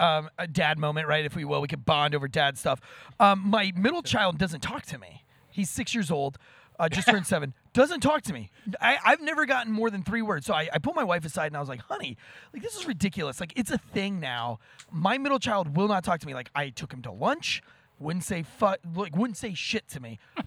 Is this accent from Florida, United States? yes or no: yes; Florida, United States; I was born and raised in Florida. I always say Florida's the scariest place on earth.